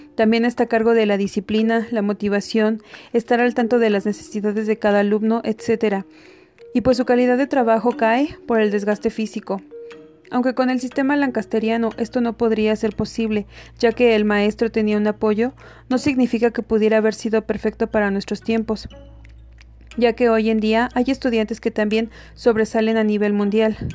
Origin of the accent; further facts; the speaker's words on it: Mexico; nuestro país